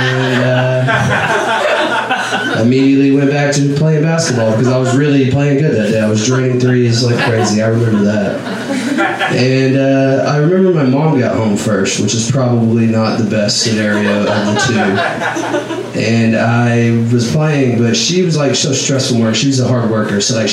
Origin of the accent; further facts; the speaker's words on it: Northeast Texas, United States; moved away; I grew up in Northeast Texas, like my whole life. That's where I was born and raised